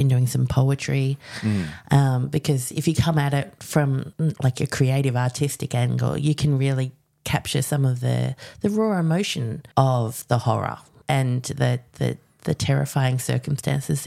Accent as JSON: {"language": "English", "country": "Australia", "said": "As an Australian too"}